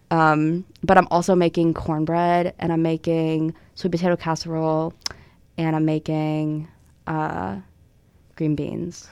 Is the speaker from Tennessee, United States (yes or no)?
yes; Tennessee, United States; moved away; I'm from Tennessee